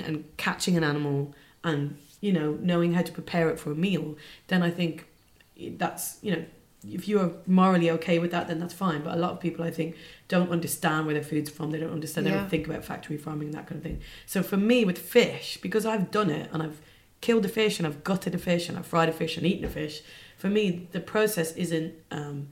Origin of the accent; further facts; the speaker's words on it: Dublin, Leinster, Ireland; moved away; I was brought up in Dublin, and I had a really like nice upbringing. I was brought up in the suburbs of Dublin